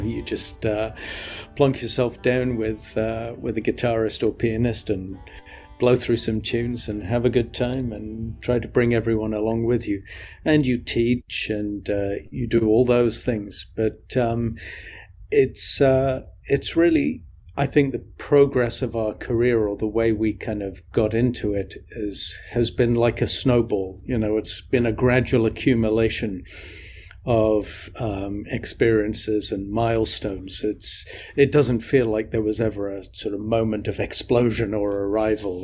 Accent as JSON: {"language": "English", "region": "the north of England", "country": "United Kingdom", "tie": "born or raised there", "also_born_or_lived": "Midlands, England", "said": "when I moved from the Midlands, eh, in England, where I kicked off, um, up to the north of England."}